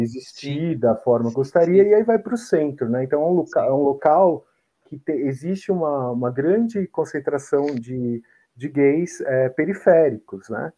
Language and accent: Portuguese; São Paulo, Brazil; eu nasci na Barra Funda, né? Que é o bairro bem uhum. próximo ali, né? Bairro vizinho.